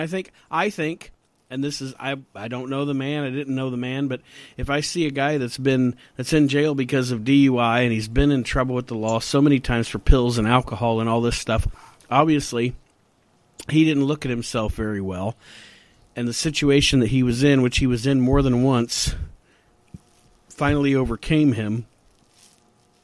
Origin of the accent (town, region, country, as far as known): Ohio, United States